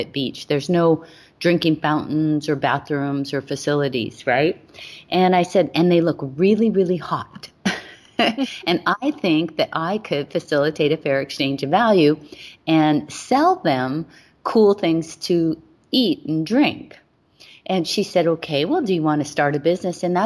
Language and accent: English; Hawaii, United States; I was born and raised in Hawaii